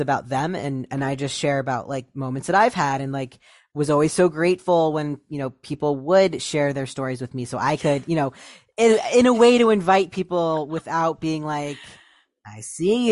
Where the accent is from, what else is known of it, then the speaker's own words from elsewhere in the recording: Ohio, United States; moved away; I moved away from Ohio a while ago